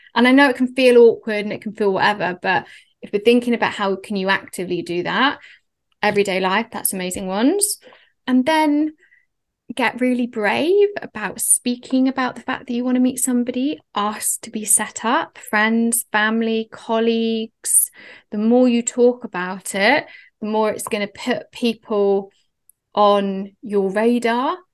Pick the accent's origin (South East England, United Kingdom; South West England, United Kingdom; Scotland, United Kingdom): South East England, United Kingdom; Oxford; moved away as an adult; also born or lived in London; we're both from Oxford. He went to the same school as my brother